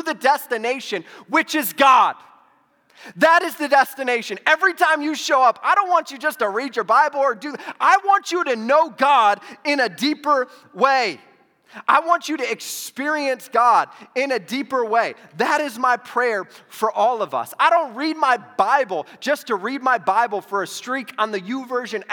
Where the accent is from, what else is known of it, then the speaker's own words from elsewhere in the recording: Toledo, Ohio, United States; now in Arizona, United States; I grew up in Toledo, Ohio